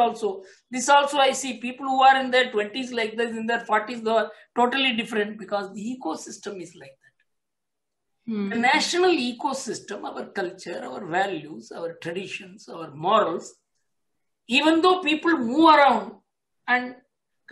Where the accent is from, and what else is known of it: India